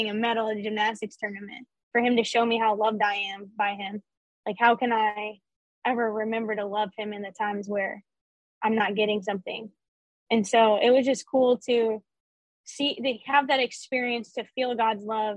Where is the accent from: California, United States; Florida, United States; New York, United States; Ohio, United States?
Florida, United States; Panama City Beach; I'm from Panama City Beach, Florida